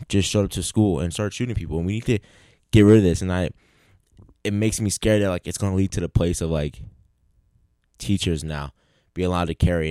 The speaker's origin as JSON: {"language": "English", "town": "Philadelphia", "region": "Pennsylvania", "country": "United States", "tie": "born or raised there", "said": "growing up in Philly"}